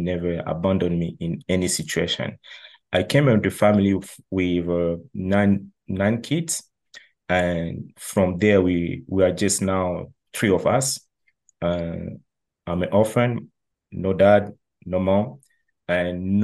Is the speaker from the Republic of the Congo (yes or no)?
yes; Republic of the Congo; also born or lived in China; now in Montreal, Canada; I'm from the Republic of the Congo, which is called like Congo Brazzaville.